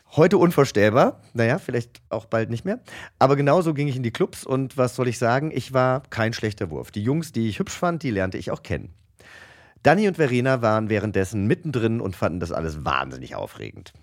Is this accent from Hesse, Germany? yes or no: yes; Langgöns, Hesse, Germany; mein Heimatdorf Langgöns